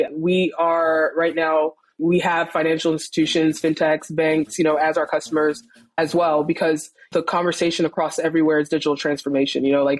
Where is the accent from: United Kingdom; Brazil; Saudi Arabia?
Saudi Arabia; also born or lived in Nigeria; now in United States; I was born here, but I grew up, I spent most of my formative years, I spent it in Saudi Arabia, and then I moved to the States later